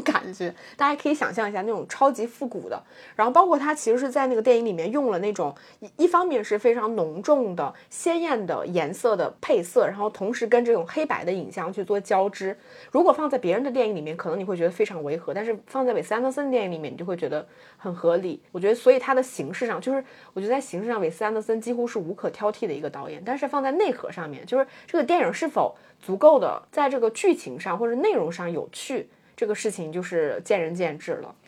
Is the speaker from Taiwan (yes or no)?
no; China; 作为中国人